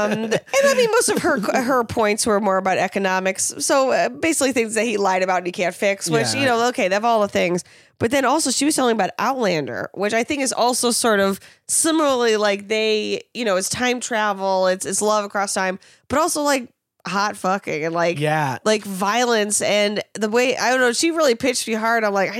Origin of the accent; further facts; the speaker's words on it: New York, United States; as a New Yorker